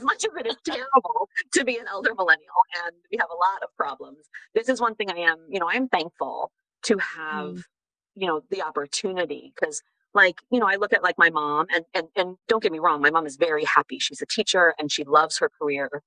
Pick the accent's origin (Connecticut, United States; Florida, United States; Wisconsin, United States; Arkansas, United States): Wisconsin, United States; moved away as an adult; also born or lived in Paris; I grew up in Wisconsin